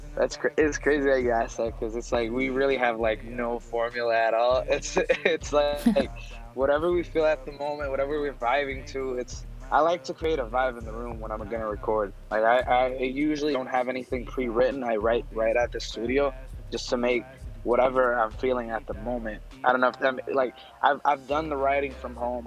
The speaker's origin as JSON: {"language": "English", "country": "Puerto Rico", "also_born_or_lived": "Chicago, Illinois", "moved": "as an adult", "lives_now": "Illinois, United States", "said": "I'm actually from Puerto Rico. Yeah. So I've been here for like max of like five, six years."}